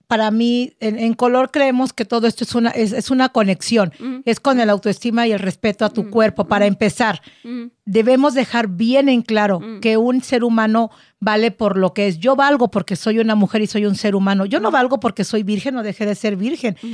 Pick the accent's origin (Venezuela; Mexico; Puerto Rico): Mexico; Soy mexicana, amo mi cultura